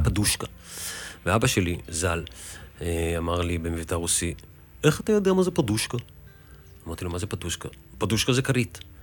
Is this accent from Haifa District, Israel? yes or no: no; Tel Aviv, Tel Aviv District, Israel; במסגרת החיים שלי פה בבוהמה התל אביבית כילד